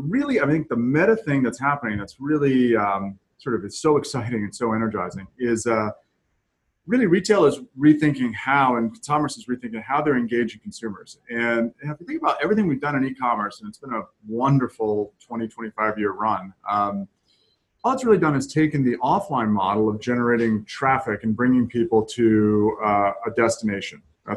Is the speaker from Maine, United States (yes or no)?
yes; Camden, Maine, United States; also born or lived in Brooklyn, Maine / south of Boston; Spent a lot of time on the coast of Maine when I was a young child, towns like Camden and Brooklyn, Maine. And then moved south of Boston